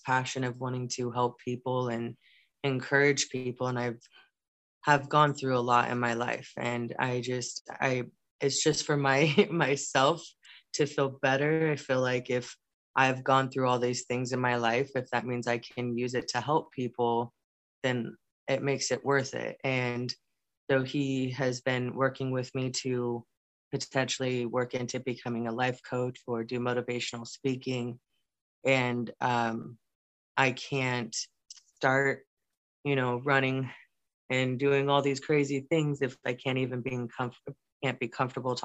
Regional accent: Wildomar, California, United States; I was born and raised in Southern California in a small town called Wildomar

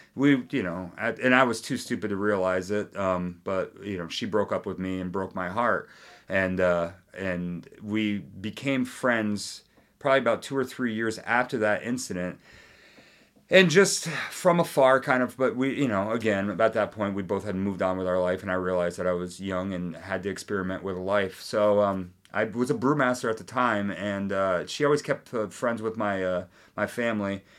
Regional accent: northern New York, United States; also born or lived in Boston; growing up on the border, my hometown's a half an hour south of Montreal

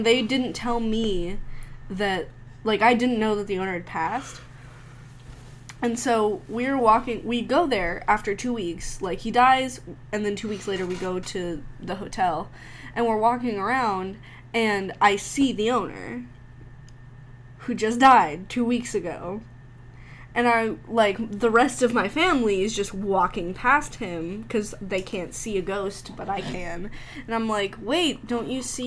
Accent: South Texas, United States; also born or lived in Arkansas; I grew up in Texas. Closer to Mexico.

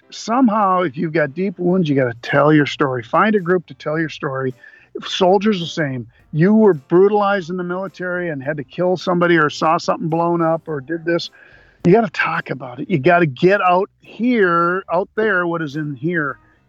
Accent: Brainerd, Minnesota, United States; I grew up in the Brainerd area. I was kind of an army brat. My dad took a recruiting command in Brainerd, Minnesota.

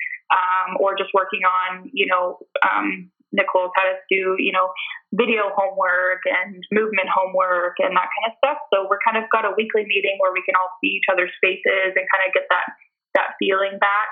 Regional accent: Lower Mainland, British Columbia, Canada; I am born and raised in the Lower Mainland, so it's very hot and sunny here most of the time

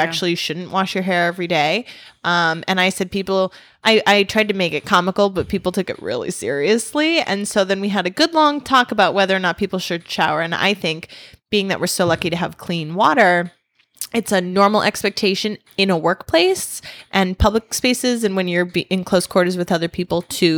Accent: United States; Most cultures don't, but I'm American, so I just want to pick off like the clean meat

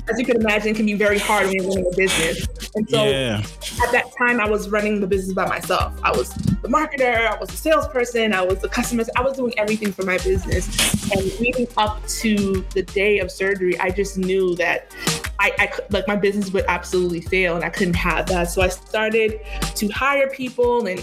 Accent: Boston, Massachusetts, United States; growing up in Boston, so I moved around Massachusetts, but growing up in Boston was hard

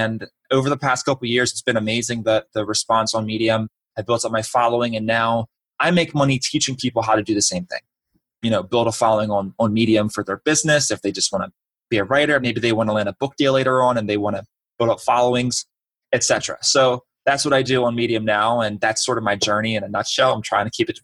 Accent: Baltimore, Maryland, United States; moved away as an adult; also born or lived in Orlando; I'm from Baltimore originally.

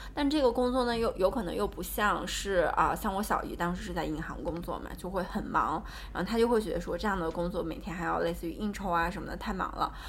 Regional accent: Tianshui, Gansu, China; moved away; 我有可能不会待在天水这样的一个我们的家乡

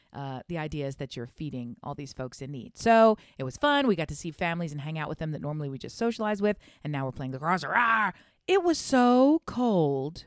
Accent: Delaware, United States; I'm from Delaware, which for those who don't know, it's real close to Philadelphia

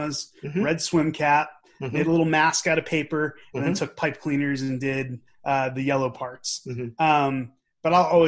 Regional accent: Newton, Massachusetts, United States; also born or lived in Watertown, Massachusetts; I was born in Watertown and I grew up in Newton

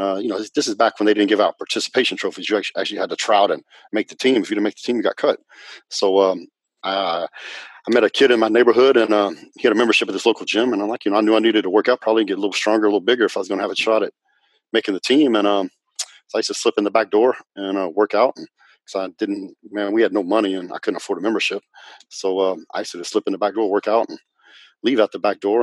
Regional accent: Northwest Texas, United States; also born or lived in Dallas-Fort Worth, Texas; I'm from Texas, and um, and I grew up in a little town in Northwest Texas

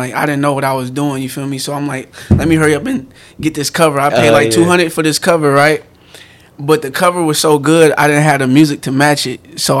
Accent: Marin City, California, United States; We just kind of grew up in the same area. Like, right. I'm from Marin City, from San Phil.

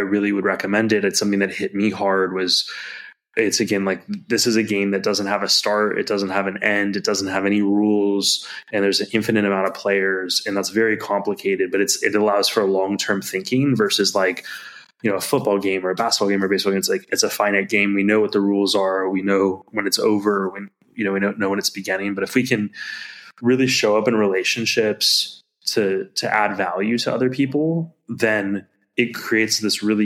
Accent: United States; As an American

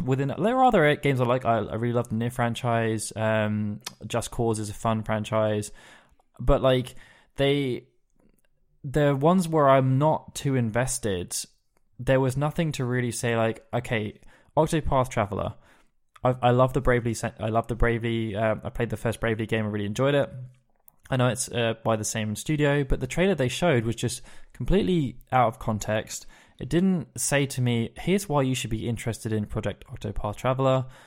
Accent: England, United Kingdom; as an English person

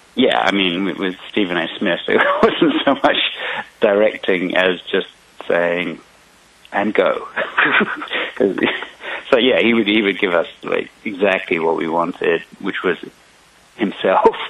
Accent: England, United Kingdom; I'm from I'm from England, so I, I even put some Easter eggs for my um, childhood British wrestling ah. icons in there

